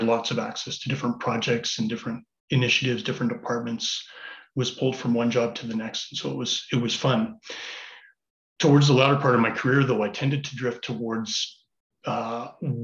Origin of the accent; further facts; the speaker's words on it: Calgary, Alberta, Canada; also born or lived in Ottawa; I was raised in Calgary. Family moved us across from Ottawa back in the early 80s when I was quite young